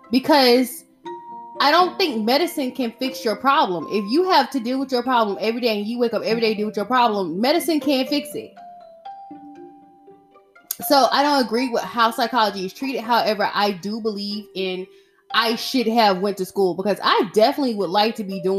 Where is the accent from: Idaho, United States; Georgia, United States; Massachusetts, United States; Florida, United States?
Georgia, United States; Atlanta; far as you're concerned, I am from Atlanta, Georgia.